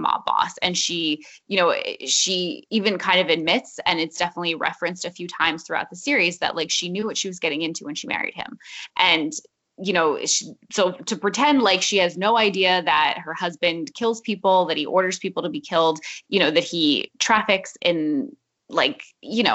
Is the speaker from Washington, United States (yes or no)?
no; New Jersey, United States; we are from New Jersey